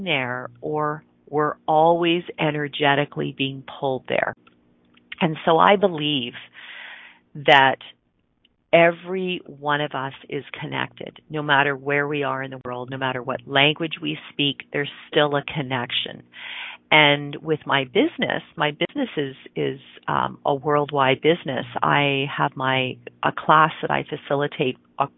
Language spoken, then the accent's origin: English; just outside Toronto, Ontario, Canada; now in Calgary, Canada; I grew up in Ontario, which is on the eastern part of Canada. For those of you that know Toronto, it's just outside of Toronto.